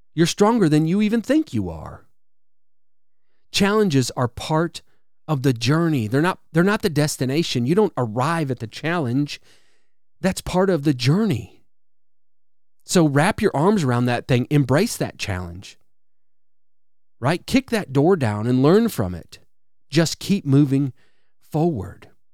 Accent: Wisconsin, United States; now in Alabama, United States; I grew up in Wisconsin, so I'm, I'm familiar with really cold winters

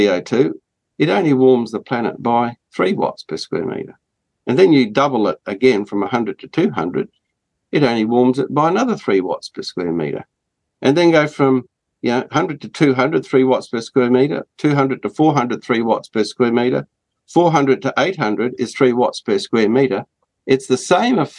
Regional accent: Australia; as an Australian

